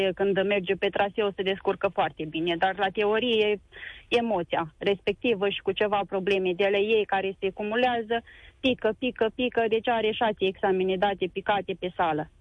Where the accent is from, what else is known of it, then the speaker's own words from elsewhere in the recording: Suceava, Suceava County, Romania; Eu sunt de la Suceava